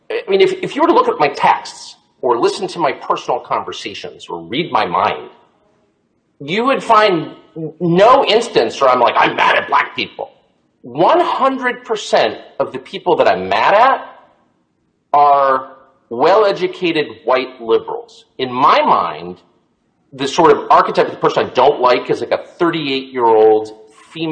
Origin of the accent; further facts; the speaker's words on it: Southern California, United States; I grew up in Southern California in the 70s